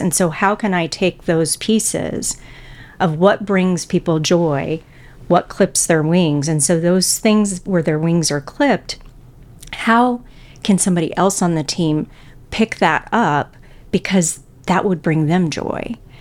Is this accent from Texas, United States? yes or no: yes; Houston, Texas, United States; moved away as an adult; also born or lived in Illinois; now in Saint Louis, United States; I grew up in Houston, Texas.